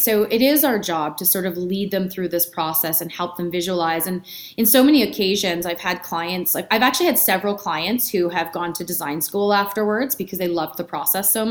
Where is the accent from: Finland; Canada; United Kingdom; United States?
Canada; Edmonton, Alberta; now in Calgary, Canada; I was born and raised in Edmonton